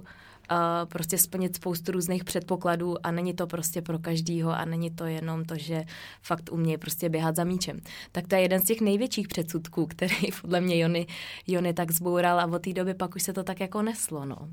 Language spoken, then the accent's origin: Czech; Czechia; moved away as an adult; also born or lived in Norway; já jsem z České republiky